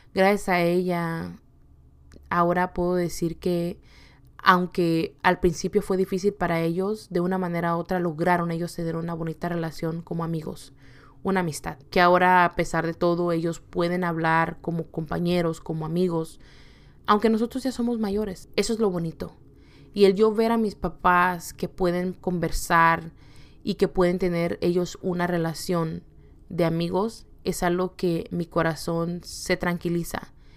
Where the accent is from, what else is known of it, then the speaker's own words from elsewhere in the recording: Acapulco, Guerrero, Mexico; also born or lived in California / Yakima, Washington; now in Washington, United States; viniendo de un estado muy caliente, que es el estado de Acapulco Guerrero